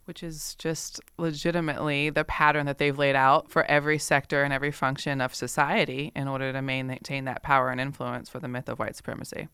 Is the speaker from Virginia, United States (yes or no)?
yes; Richmond, Virginia, United States; I'm born and raised in Richmond